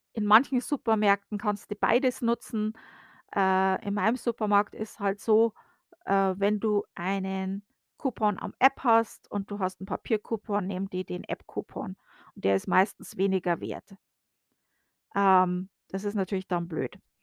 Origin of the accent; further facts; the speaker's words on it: Germany; now in United States; bei uns in Deutschland